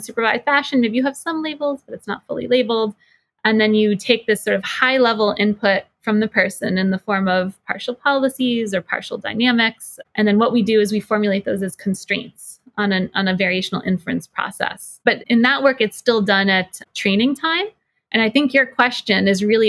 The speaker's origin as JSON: {"language": "English", "region": "New Jersey", "country": "United States", "moved": "yes", "lives_now": "Boston, United States", "said": "I'm originally from New Jersey"}